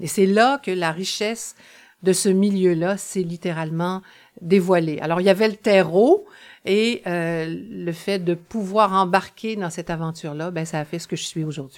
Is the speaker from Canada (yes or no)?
yes; La Pocatière, Quebec, Canada; Je suis née à la Pocatière, à la frontière de la côte du Sud et du Bas-Saint-Laurent